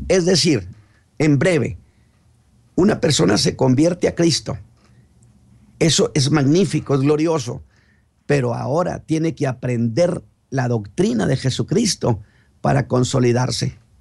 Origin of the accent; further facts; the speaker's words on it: Chihuahua, Mexico; now in Monterrey, Mexico; yo soy chihuahuense